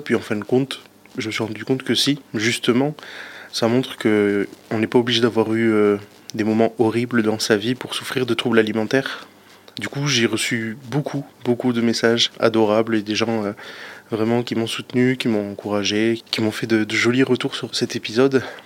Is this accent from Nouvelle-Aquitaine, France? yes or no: yes; Pau, Nouvelle-Aquitaine, France; j'ai 27 ans, je suis de Pau